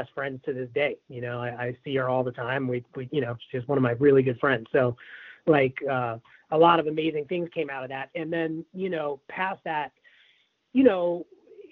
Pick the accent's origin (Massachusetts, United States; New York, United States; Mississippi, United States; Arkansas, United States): New York, United States; New York City; I grew up in Tribeca